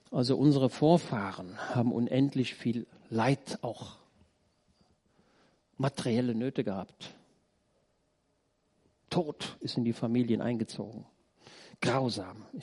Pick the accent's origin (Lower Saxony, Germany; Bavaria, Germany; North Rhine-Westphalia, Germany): North Rhine-Westphalia, Germany; Roetgen; Ich komme aus Rötgen. Da ist in der, unten in der Hauptstraße, da ist ein Haus, schon älter, das war damals Lazarett im Zweiten Weltkrieg.